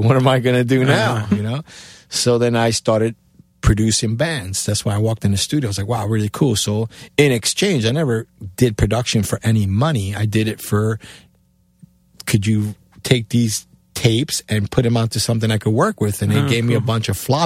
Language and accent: English; Cuba; moved away; also born or lived in New York; my accent, being A, coming from Cuba, B, in New York